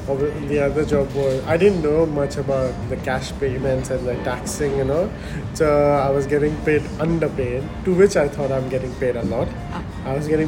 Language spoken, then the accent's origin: English; Dubai, United Arab Emirates; Growing up, I grew up in Dubai. We used to go India only once a year during like school summer holidays.